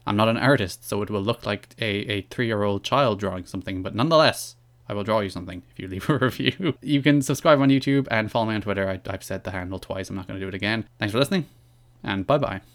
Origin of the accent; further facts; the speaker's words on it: Ireland; I am Irish. I am proud of the fact that I'm Irish